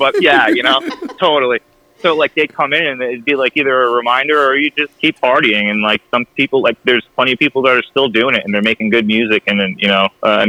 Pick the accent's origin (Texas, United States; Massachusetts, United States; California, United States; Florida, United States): Massachusetts, United States; I'm from Mass